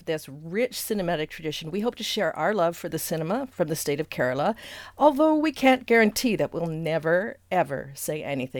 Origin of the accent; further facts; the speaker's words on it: Canada; also born or lived in France; from my perspective as a Canadian with Canadian cinema